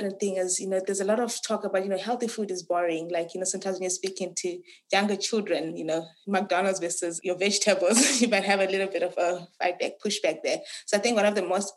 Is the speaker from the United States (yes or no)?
no; Harare, Zimbabwe; moved away as an adult; now in Cape Town, South Africa; I was born and raised in Harare, Zimbabwe